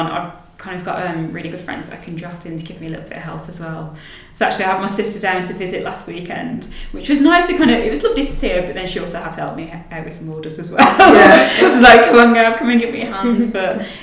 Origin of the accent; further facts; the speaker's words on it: Willenhall, West Midlands, United Kingdom; accent: Black Country (yam yam); So I'm from the West Midlands, a little town called Willenhall, and technically the area that I'm from is called Black Country. And people from that area are typically called yam yams because of the accent.